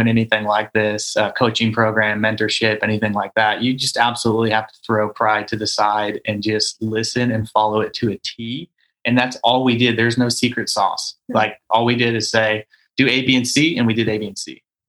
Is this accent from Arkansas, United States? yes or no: no; Denver, Colorado, United States; moved away as an adult; now in Tulsa, United States; we're out of Tulsa, Oklahoma, originally from Colorado. So we moved here from Denver about 5 years ago.